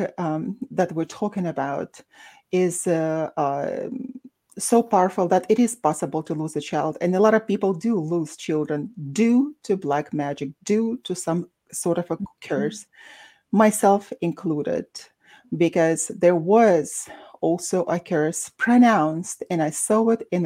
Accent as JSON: {"language": "English", "town": "Baku", "country": "Azerbaijan", "moved": "yes", "said": "despite being Russian, I'm from Baku, Azerbaijan"}